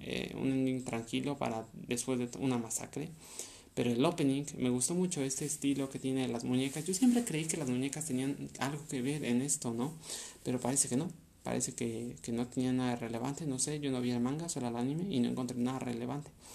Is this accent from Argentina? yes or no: no; Mexico; Yo soy de México